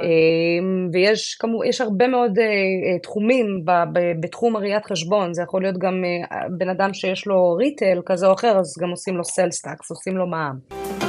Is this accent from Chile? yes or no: no; Israel; now in Florida, United States; במקום שאומנם גדלתי בו, אבל הוא כבר היה לי פחות מוכר